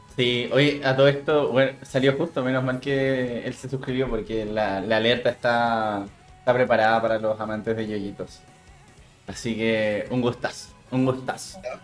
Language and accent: Spanish; Chile; como buen chileno, hago honor a ser chileno